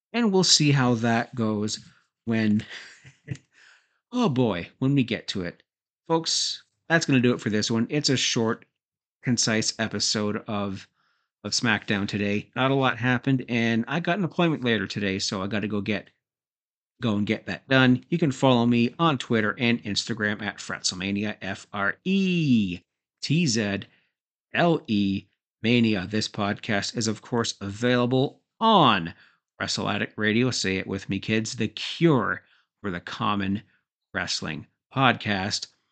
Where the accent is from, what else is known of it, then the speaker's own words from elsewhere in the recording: Canada; I'm Canadian